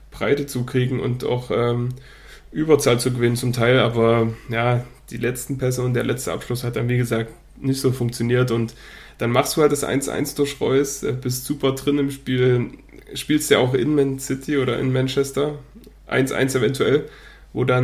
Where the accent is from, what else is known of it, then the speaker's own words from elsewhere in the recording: Dortmund, North Rhine-Westphalia, Germany; ich als Dortmunder weiß nicht mal, dass die Dienstag spielen.